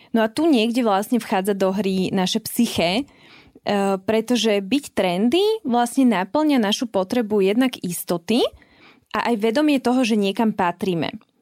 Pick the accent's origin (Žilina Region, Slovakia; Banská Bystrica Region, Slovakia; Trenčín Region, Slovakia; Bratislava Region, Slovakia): Trenčín Region, Slovakia; Trenčín; pochádzam z Trenčina